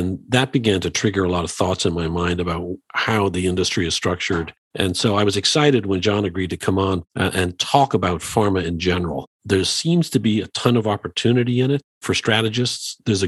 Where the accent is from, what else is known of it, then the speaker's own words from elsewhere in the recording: Dublin, Leinster, Ireland; And you know, we're both, as some may know, we're both from Dublin, Ireland.